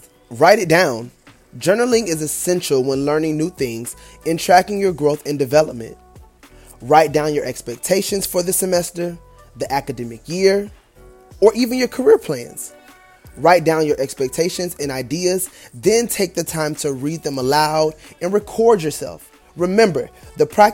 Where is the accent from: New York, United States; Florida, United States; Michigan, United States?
Florida, United States; Ocala; I am from Ocala, Florida, a small city, but it's the horse capital of the world, and I take pride in my upbringing, our culture in that city